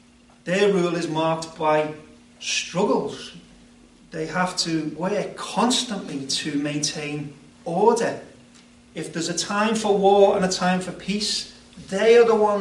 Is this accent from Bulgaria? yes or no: no; United Kingdom; I'm a British subject